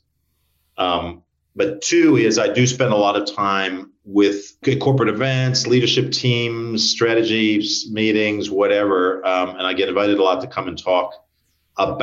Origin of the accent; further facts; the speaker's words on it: United States; moved away as an adult; now in Australia; I'm American, but I've been here for like 25 years